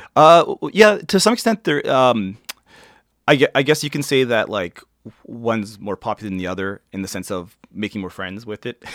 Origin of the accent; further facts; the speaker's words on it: Toronto, Ontario, Canada; I was born, um, uh, Toronto, uh, Women's College, if they wanna get that specific. Um, yeah, and I, I grew up, I, I grew up, uh, i, like, within the, um, I would say the old, the Runnymede